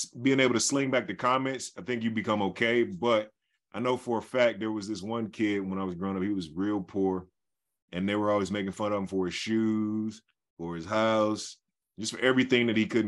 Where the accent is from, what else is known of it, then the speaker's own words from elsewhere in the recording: Detroit, Michigan, United States; growing up in Detroit